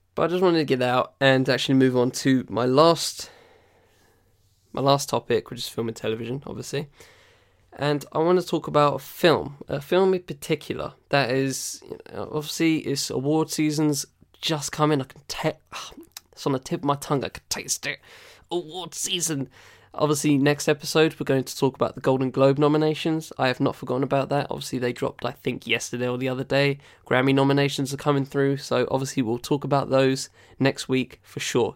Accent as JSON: {"language": "English", "country": "United Kingdom", "said": "I'm a British guy"}